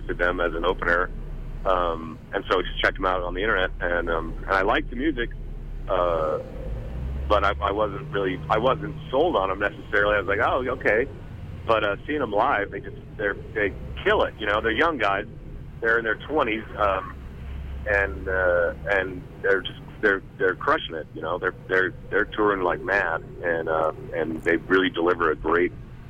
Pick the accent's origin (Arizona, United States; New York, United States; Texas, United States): Arizona, United States; Tucson; now in Portland, United States; I grew up in Tucson, so hot, you know, I used to be able to handle heat, but now I'm a Portlander